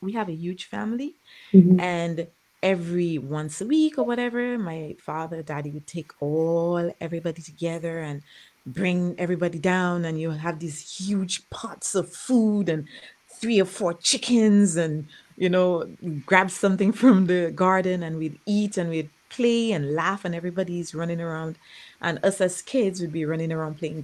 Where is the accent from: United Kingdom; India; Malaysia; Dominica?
Dominica; moved away as an adult; now in United States; I was born in Dominica. I taught in Dominica for a little while, and then I moved to the United States